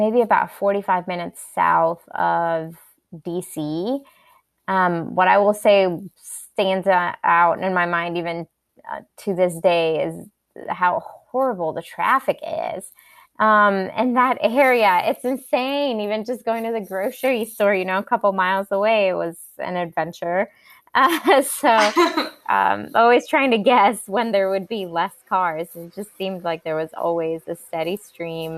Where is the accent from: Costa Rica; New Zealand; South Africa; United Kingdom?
Costa Rica; moved away as an adult; now in North Carolina, United States; I was born and raised in Costa Rica, and I moved here when I was 18 to go to college.